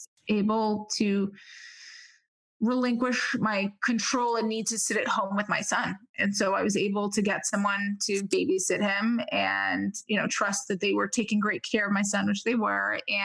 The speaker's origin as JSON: {"language": "English", "region": "New York", "country": "United States", "tie": "born or raised there", "said": "Growing up in New York, you become callous really quick to a lot of things."}